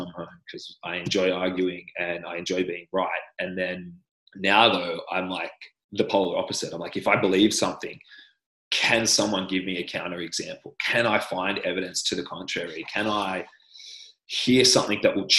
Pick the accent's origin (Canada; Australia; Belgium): Australia; accent: Australian; I'm Australian.